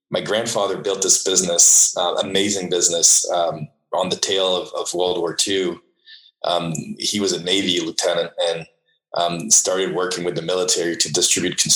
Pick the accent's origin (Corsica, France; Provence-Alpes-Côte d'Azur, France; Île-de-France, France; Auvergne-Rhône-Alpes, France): Île-de-France, France; Paris; born there; I was born in Paris um, in uh, a in the mid '70s, um, and uh, the product of the 60s, I say